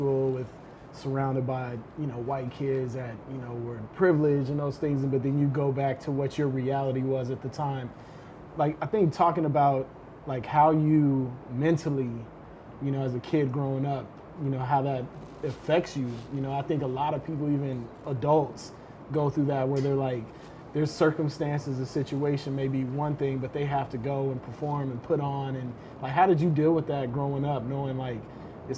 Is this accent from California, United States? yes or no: yes; Los Angeles, California, United States; born or raised there; also born or lived in Detroit, Michigan